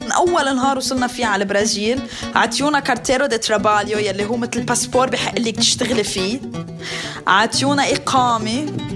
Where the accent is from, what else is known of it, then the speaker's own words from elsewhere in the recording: Lebanon; moved away as an adult; now in Brazil; أنا خلقت بلبنان ربيت بلبنان